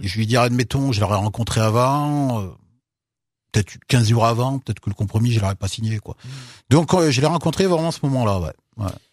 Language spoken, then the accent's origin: French; Unieux, Auvergne-Rhône-Alpes, France; also born or lived in Bogotá, Colombia; Moi j'ai grandi euh, à Unieux, ouais. bah, tout le bassin de Londaine, hein, j'ai grandi